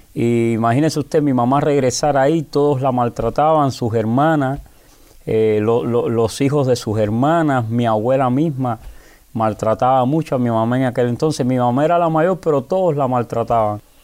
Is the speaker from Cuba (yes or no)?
yes; Havana, Cuba; Soy natural de La Habana, específicamente de San Miguel del Padrón, un lugar muy pobre